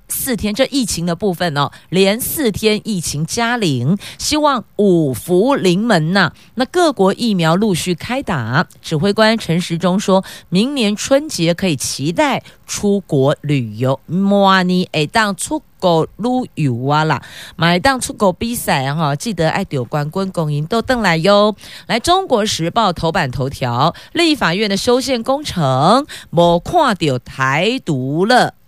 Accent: Taoyuan, Taiwan; 我们桃园人是敞开大门，欢迎来做客啦

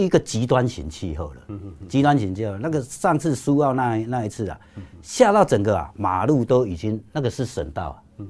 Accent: Yilan County, Taiwan; 因为我们宜兰人自己也这个多雨啊，都有自己一个个性，我们个性就像那个高渣，这个外外冷啊，内热。

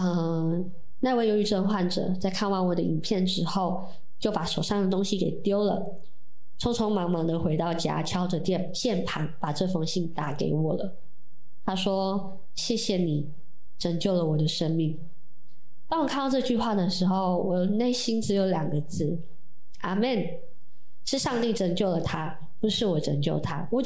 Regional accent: Jianshi, Hsinchu County, Taiwan; 在我们的家乡尖石乡有非常非常多的基督徒

